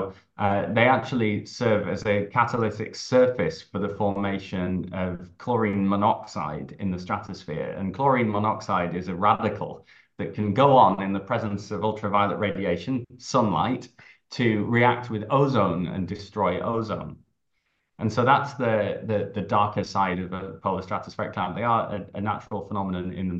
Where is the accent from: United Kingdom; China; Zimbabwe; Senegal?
United Kingdom; Harrogate, Yorkshire and the Humber; accent: English, Scottish and New York; moved away; also born or lived in Scotland / New York; growing up in Harrogate in North Yorkshire